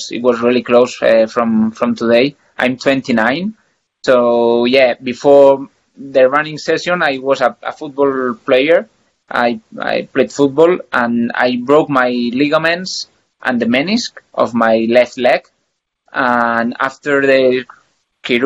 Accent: Sant Boi de Llobregat, Catalonia, Spain; English is a second language; moved away as an adult; now in Andorra; I'm from Barcelona, close to Barcelona. Sant Boi de Llobregat is a town there.

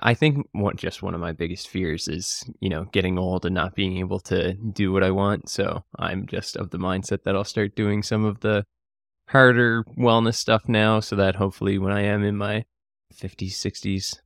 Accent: Cape Breton, Nova Scotia, Canada; I was born and bred here. We're currently in Halifax, but I grew up in Cape Breton

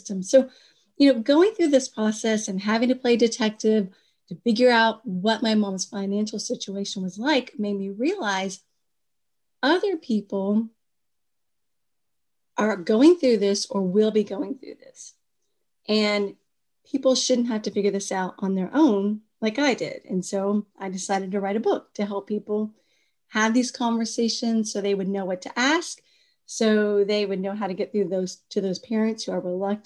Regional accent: Kentucky, United States; moved away as an adult; also born or lived in Washington, D.C.; when I moved back from Washington, D.C. to my home state of Kentucky

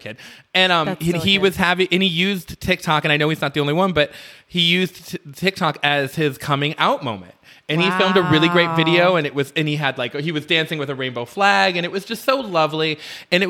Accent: Midwest, United States; moved away; growing up in the Midwest when I was a kid

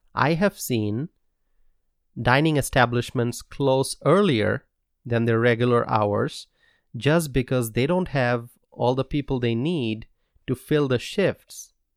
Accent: United States; As an American

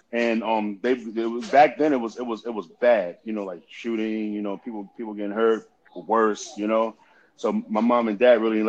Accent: New York City, New York, United States; moved away; also born or lived in Southern Idaho / Westchester; Growing up in Queensbridge, it was tough trying to play basketball in the projects because of the crime, high crime rate.

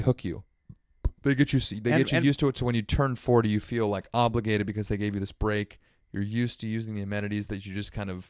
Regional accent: North Bay, California, United States; growing up in the East Bay that I was always a little jealous of is that savory public transportation right into the city that we never got to enjoy as North Bay kids.

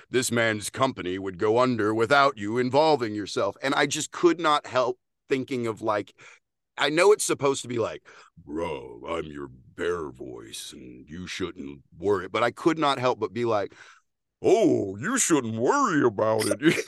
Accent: Texas, United States; accent: Texas twang; as a Texan

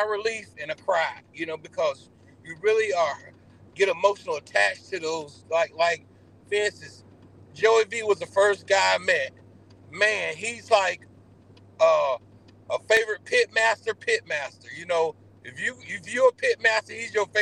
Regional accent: Iowa, United States; I'm from Iowa

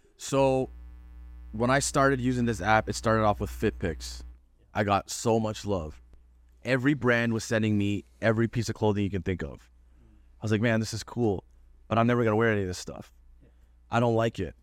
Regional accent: Toronto, Ontario, Canada; I'm from Toronto

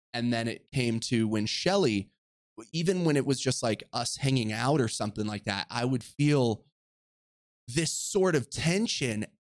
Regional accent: Orange County, California, United States; I grew up in Orange County, California, to a single mother

